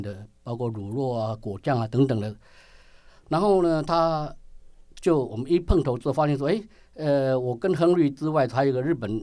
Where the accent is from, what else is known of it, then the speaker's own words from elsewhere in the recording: Taiwan; 我们台湾人出到国外去，我们的胃还是台湾的胃